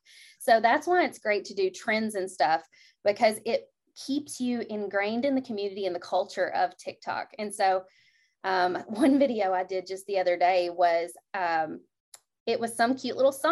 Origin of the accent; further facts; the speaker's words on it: Kentucky, United States; I'm from Kentucky